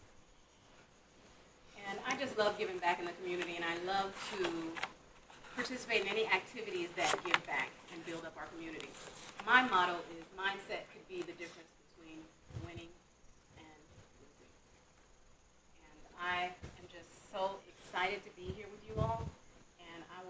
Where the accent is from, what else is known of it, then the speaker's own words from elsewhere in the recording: New York City, New York, United States; I am first generation Haitian American and I'm proud of it. I was born in Brooklyn, New York